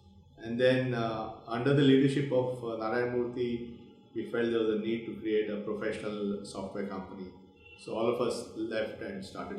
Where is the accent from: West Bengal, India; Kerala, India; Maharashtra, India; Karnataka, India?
Karnataka, India; Bangalore; also born or lived in Dharwad, India / Mumbai, India / Delhi, India; I was actually born in Bangalore. One of those rare people in Bangalore was actually born here. Right here in Vani Vilas Hospital. And I did my early schooling in Bangalore. I went to Bishop Cotton Boys School right here.